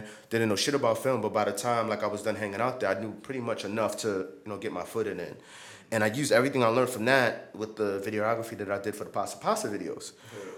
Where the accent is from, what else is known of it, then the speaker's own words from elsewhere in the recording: New York City, New York, United States; I'm from New York City, born and raised